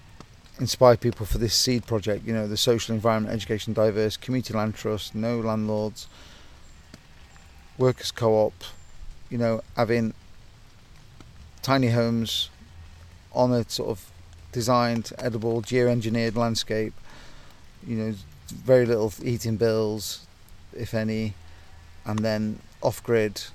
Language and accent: English; North Nottinghamshire, East Midlands, United Kingdom; I'm from North Nottinghamshire, coal mining town